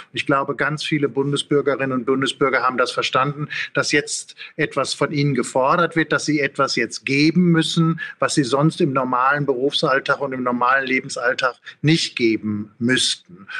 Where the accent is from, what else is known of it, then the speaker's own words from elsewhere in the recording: Ruhr area, North Rhine-Westphalia, Germany; ich komme aus dem Ruhrgebiet